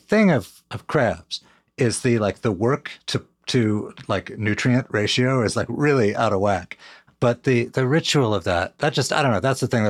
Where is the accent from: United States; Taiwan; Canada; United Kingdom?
Canada; Montreal, Quebec; I grew up in Montreal and I know better than you.